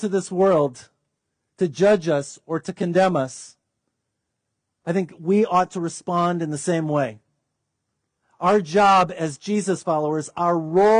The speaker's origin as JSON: {"language": "English", "country": "United States", "said": "us as wealthy, healthy Americans"}